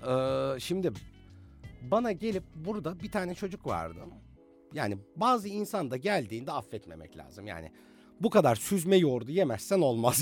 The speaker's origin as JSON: {"language": "Turkish", "region": "Bursa", "country": "Turkey", "said": "Bir Bursalı olarak"}